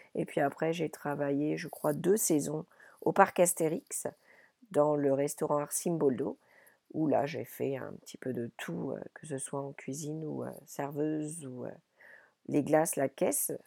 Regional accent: Paris region, Île-de-France, France; moved away as an adult; also born or lived in Paimpol, Brittany / Ireland; je suis née dans les Côtes d'Armor, à Paimpol, et lorsque j'avais environ deux ans, j'ai quitté la Bretagne avec mes parents pour aller m'installer à Paris

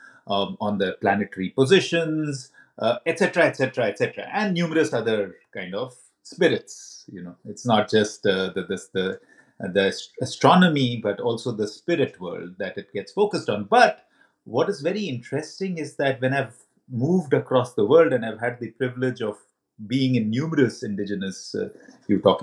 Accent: India; I come from India as well, and I'm deeply rooted in that culture

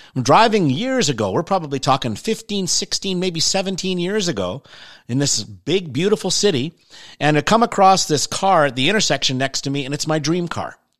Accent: Canada; I'm Canadian

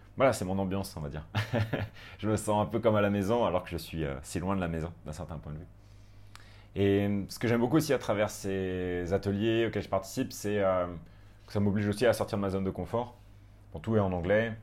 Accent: France; moved away as an adult; also born or lived in Paris; now in Koh Phangan, Thailand; Les Français, euh, on est quand même bien présents

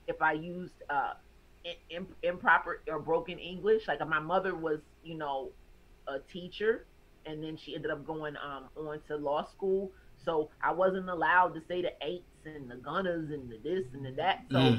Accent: the South, United States; Like I'm from the South and that always throws people off.

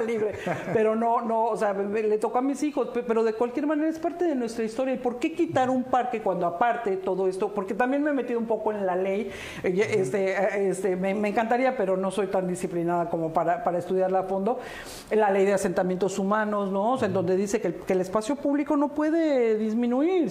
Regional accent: Cancún, Quintana Roo, Mexico; also born or lived in Brussels; yo soy nacida en, el extranjero, en Bruselas mi papá era italiano, mi mamá era mexicana, mi abuelita era boliviana, tengo así un poquito de todo. Pero aparte crecí en Cancún

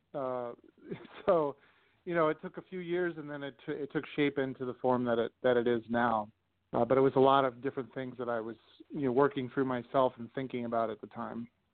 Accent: Los Angeles, California, United States; moved away as an adult; also born or lived in Alabama; now in Minnesota, United States; growing up in Los Angeles. I lived in uh, the Los Angeles area for the first 25 years of my life

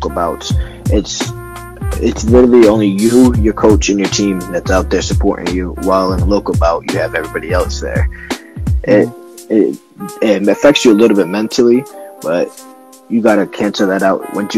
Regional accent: Syracuse, New York, United States; I'm from Syracuse, New York, and I box at a West Area Athletic Club

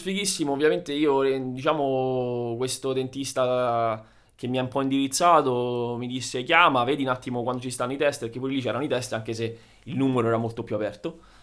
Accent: Italy; moved away as an adult; E adesso sono tornato in Italia, dove, diciamo, nella, nella mia città d'origine

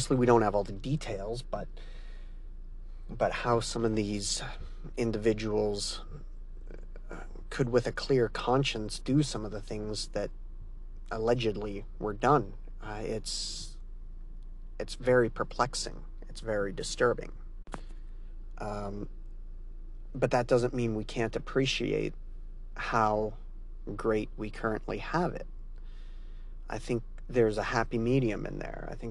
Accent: Canada; I'm Canadian

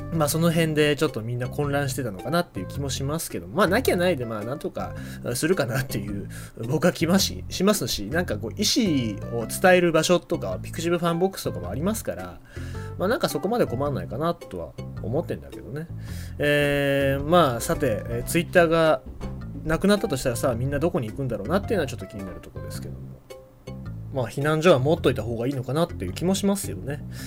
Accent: Kyushu, Japan; 九州人としては

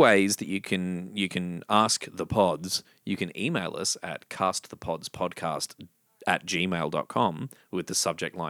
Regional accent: Victoria, Australia; I grew up in Victoria.

